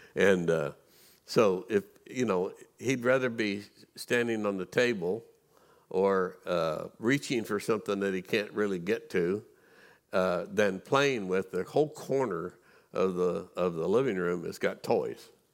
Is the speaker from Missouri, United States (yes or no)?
yes; Missouri, United States; I grew up in Missouri.